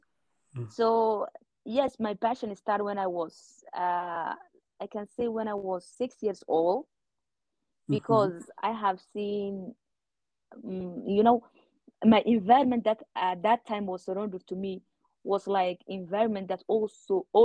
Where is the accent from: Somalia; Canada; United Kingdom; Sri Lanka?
Somalia; Hargeisa, Somaliland; also born or lived in Djibouti / Sudan; I'm from Somaliland because I grew up and took my life, most of my life in Somaliland.